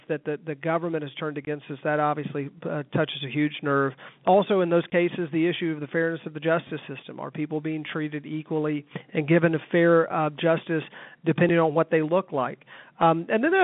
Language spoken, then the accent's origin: English; Arkansas, United States; moved away as an adult; now in Atlanta, United States; I was born in Arkansas in the early 70s